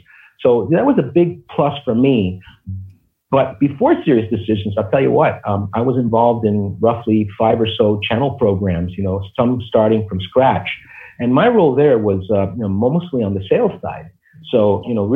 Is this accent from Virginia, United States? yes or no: no; New York City, New York, United States; also born or lived in Cuba / Miami; I was born in Cuba. And when we came in the 60s to the United States, it was quite a journey for us coming from this tropical paradise, and we moved to the Bronx.